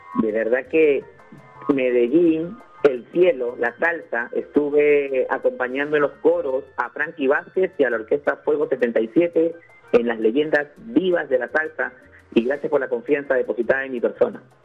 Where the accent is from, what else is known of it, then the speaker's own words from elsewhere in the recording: Peru; yo soy peruano Amo mucho, mucho, mucho mi país